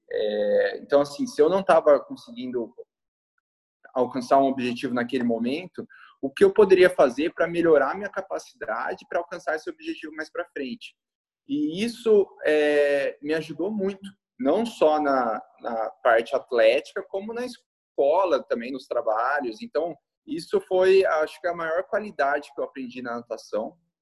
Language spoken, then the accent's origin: Portuguese; Campinas, São Paulo, Brazil; Eu sou nascido em Campinas, São Paulo, desde novinho, desde meus 10 anos